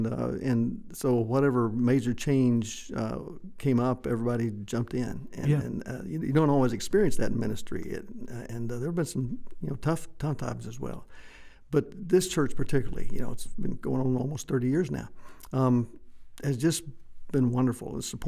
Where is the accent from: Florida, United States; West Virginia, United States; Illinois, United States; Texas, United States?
Texas, United States; White Deer; I grew up in West Texas for the most part in a small town, White Deer, close to Pampa, Amarillo up in the north.